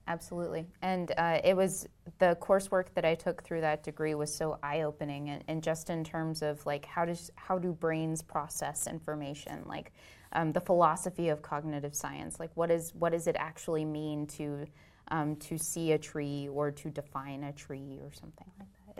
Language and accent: English; Itasca, Texas, United States; also born or lived in Houston, Texas; I grew up in a tiny town, um, about halfway between Dallas and Waco